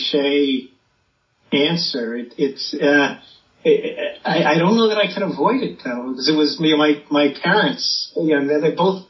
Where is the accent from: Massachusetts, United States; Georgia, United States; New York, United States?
New York, United States; Long Island; I was born and raised in New York on Long Island, where my dad had his practice.